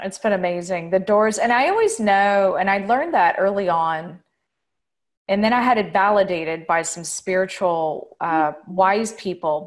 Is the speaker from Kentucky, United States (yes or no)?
yes; Louisville, Kentucky, United States; moved away as an adult; also born or lived in Paris, France; now in France; I grew up in Kentucky, and uh, I grew up actually in Louisville